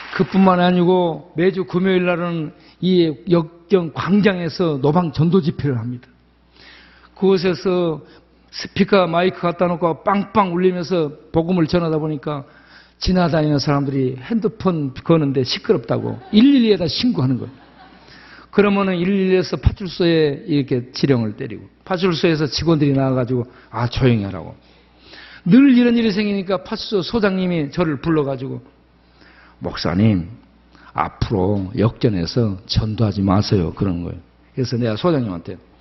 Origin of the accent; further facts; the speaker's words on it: Jindo, South Jeolla, South Korea; 제가 태어난 고향이 전라남도 진도 조도 섬마을입니다